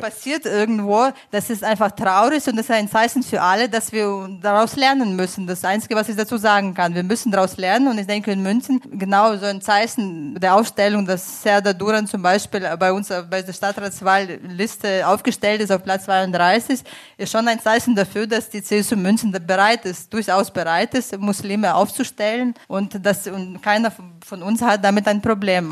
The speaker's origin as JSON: {"language": "German", "country": "Ukraine", "moved": "as an adult", "lives_now": "Munich, Germany", "said": "Ich komme selbst aus der Ukraine"}